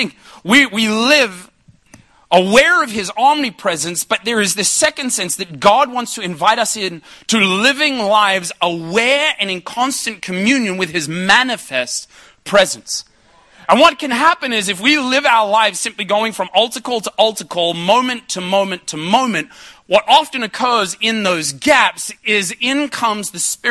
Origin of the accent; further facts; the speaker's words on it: Ipswich, Queensland, Australia; I grew up in Ipswich